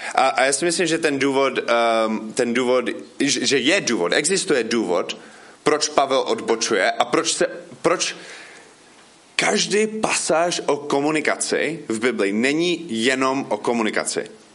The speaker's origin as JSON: {"language": "Czech", "country": "United States", "second_language": "Czech", "moved": "as an adult", "lives_now": "Frenštát pod Radhoštěm, Czech Republic", "said": "já jsem původně ze Spojených států, ale už tady bydlím od 2004"}